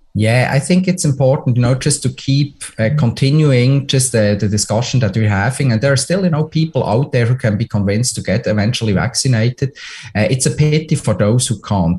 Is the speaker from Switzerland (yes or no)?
yes; Switzerland; moved away; my home country switzerland